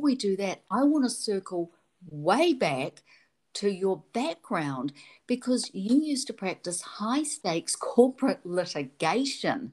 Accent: New Zealand; accent: Kiwi; my Kiwi accent

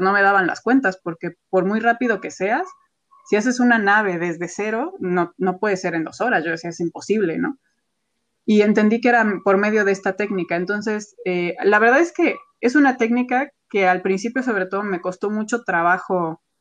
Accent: Mexico; como artista mexicana

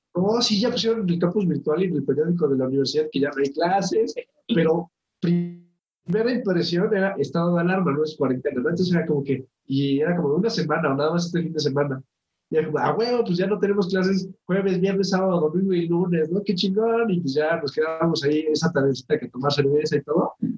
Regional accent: Mexico; yo digo, pues mexicano

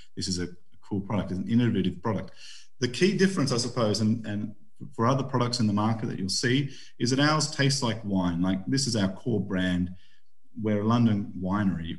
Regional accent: Australia; now in United Kingdom; I'm Aussie

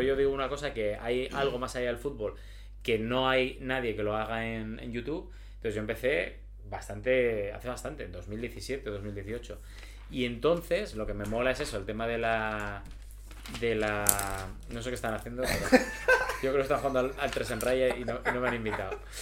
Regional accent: Gijón, Asturias, Spain; now in Madrid, Spain; Yo soy de Gijón

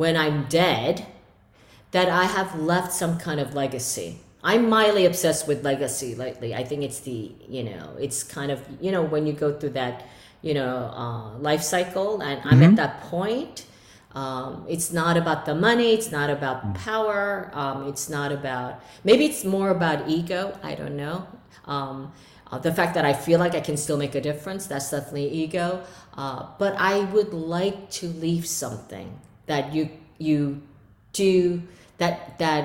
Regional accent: New York, United States; moved away as an adult; now in Verona, Italy; I have this nasty New York attitude. I can't help it. I grew up there

